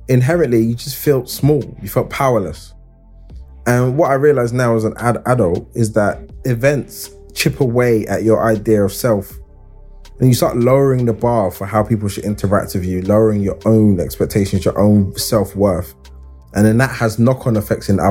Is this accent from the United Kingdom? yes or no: yes; London, United Kingdom; I grew up in Hackney, and I went to school in Islington